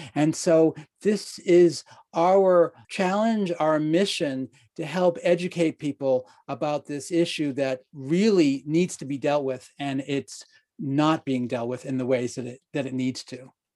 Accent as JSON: {"language": "English", "area": "outside of Boston", "region": "Massachusetts", "country": "United States", "tie": "born or raised there", "said": "I grew up outside of Boston"}